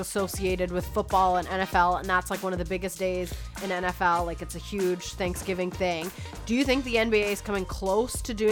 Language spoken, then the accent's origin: English; Toronto, Ontario, Canada; being Canadian and Toronto as well